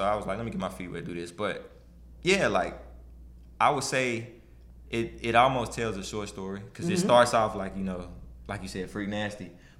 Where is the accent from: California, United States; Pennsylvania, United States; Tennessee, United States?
Tennessee, United States; Memphis; now in Nashville, United States; Because I grew up in South Memphis, to be exact.